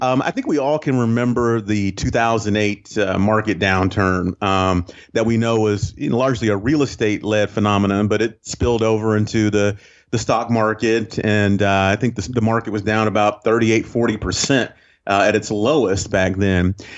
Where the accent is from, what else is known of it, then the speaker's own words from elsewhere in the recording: Northeast Ohio, United States; moved away as an adult; now in Saint Simons Island, United States; I grew up actually in Ohio, um, uh, Northeast Ohio, and went to school in, in Cleveland